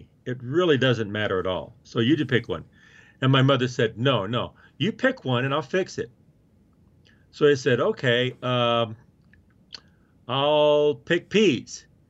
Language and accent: English; Oklahoma, United States; I grew up in Oklahoma, and I grew up in the 50s